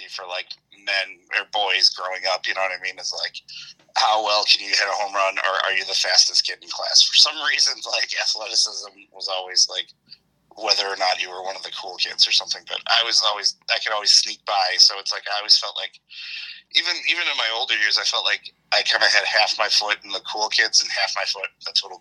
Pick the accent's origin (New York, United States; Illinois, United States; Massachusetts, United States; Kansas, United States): Illinois, United States; Oak Lawn; also born or lived in Hinsdale, Illinois; I was born in Hinsdale, Illinois, on December 27th, 1981. And I grew up mainly in Oaklawn, Illinois, on the south side of Chicago